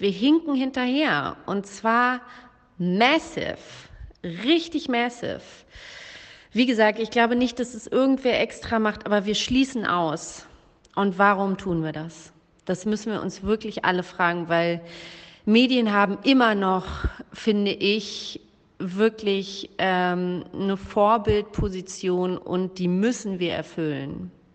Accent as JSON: {"language": "German", "country": "Germany", "tie": "born or raised there", "said": "ich bin weiß und in Deutschland geboren"}